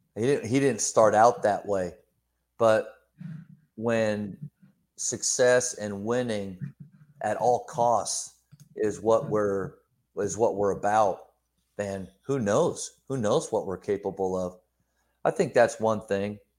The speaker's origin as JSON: {"language": "English", "region": "Pennsylvania", "country": "United States", "tie": "born or raised there", "also_born_or_lived": "Texas", "moved": "yes", "said": "Growing up in Pennsylvania, moving down to Texas for basketball"}